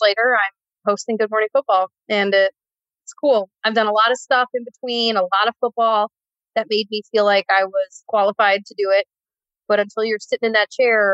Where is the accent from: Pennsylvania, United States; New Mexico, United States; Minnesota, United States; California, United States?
Minnesota, United States; moved away; I'm from Minnesota